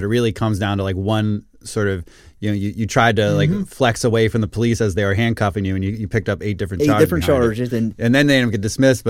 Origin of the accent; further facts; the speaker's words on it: Puerto Rico; I mean, I'm from Puerto Rico. I mean